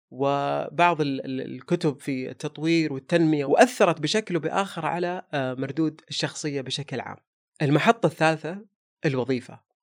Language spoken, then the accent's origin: Arabic; Saudi Arabia; لهذا الوطن ولهذا المكان اللي احتضنه طول عمرنا من ميلادنا